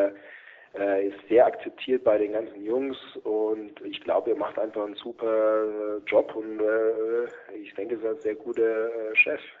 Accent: Germany; Deutschland, mein Heimatland.

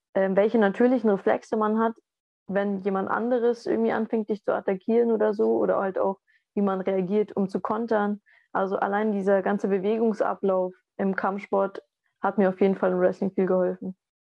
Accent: Southern Germany, Germany; bei uns im Süden

